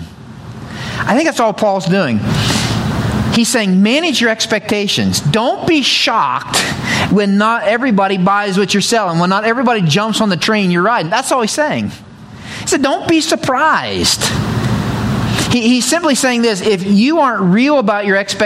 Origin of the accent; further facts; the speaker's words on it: the mountains of Pennsylvania, United States; now in Ohio, United States; I grew up in the mountains of Pennsylvania. I didn't grow up in Ohio